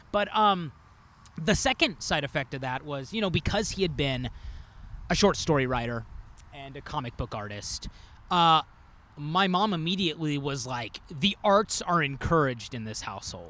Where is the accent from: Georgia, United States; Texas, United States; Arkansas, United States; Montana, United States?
Arkansas, United States; Northwest; moved away as an adult; now in Chicago, United States; I grew up in Northwest Arkansas